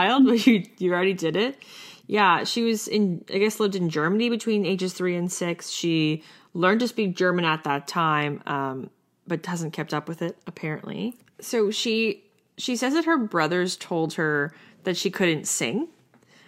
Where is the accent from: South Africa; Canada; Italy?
Canada; being a Canadian